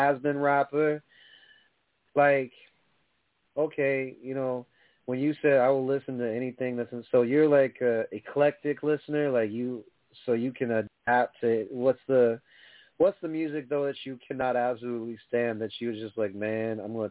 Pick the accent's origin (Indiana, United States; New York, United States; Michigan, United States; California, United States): New York, United States; I come from New York